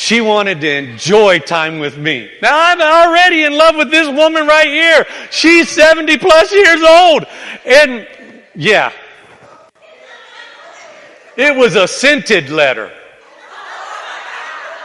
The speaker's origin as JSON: {"language": "English", "region": "the South", "country": "United States", "tie": "born or raised there", "said": "where I grew up in the South, everybody chews and spits."}